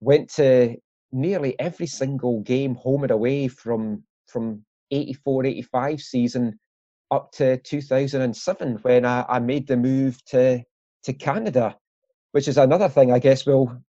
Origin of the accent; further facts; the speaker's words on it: Glenrothes, Scotland, United Kingdom; I grew up in Glenrothes